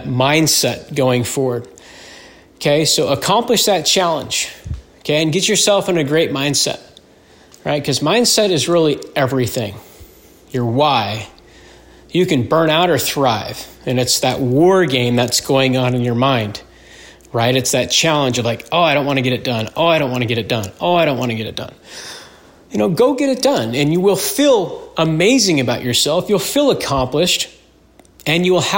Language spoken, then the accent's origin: English; Utah, United States; moved away as an adult; I'm born and raised in Utah